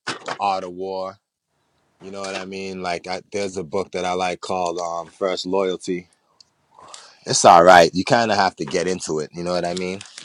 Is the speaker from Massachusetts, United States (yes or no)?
yes; Boston, Massachusetts, United States; also born or lived in New York / Jamaica; I grew up in Boston, but I've traveled a lot of places